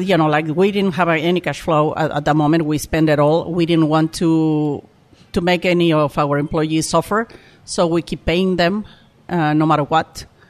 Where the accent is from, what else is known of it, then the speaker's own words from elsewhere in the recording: Mexico City, Mexico; English is a second language; moved away as an adult; also born or lived in Oaxaca; I born, I was born in Mexico City